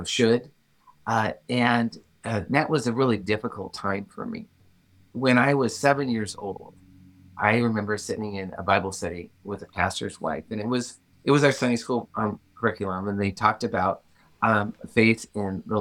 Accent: Illinois, United States; I am a Midwest-born farm kid. That's where I grew up. I grew up in Illinois on a farm

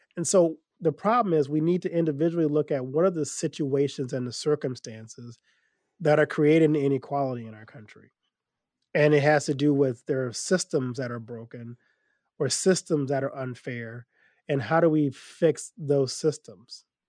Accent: Louisiana, United States; I grew up in Louisiana

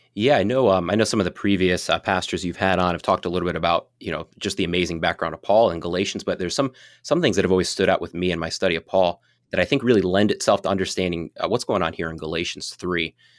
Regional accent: Fort Wayne, Indiana, United States; moved away as an adult; now in New Hampshire, United States; I grew up in the Midwest. I grew up in, in Fort Wayne.

